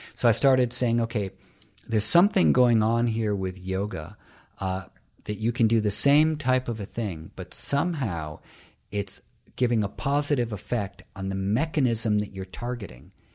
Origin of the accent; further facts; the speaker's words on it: New York City, New York, United States; I'm from New York City